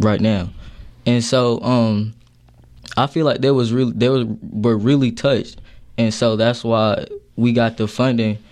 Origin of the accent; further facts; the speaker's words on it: Charleston, South Carolina, United States; now in Asheville, United States; I'm from okay. Charleston, South Carolina